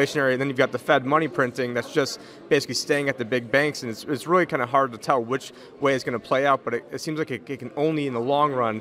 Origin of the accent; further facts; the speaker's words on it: Phoenix, Arizona, United States; I'm from Phoenix